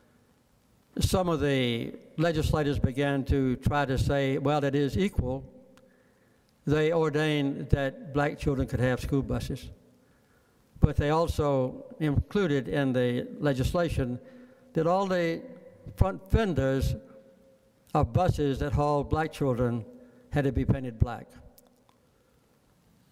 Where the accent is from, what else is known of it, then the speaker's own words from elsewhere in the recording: Archery, Georgia, United States; I grew up in Archery, Georgia, which is about 2.5 miles west of Plains, Georgia.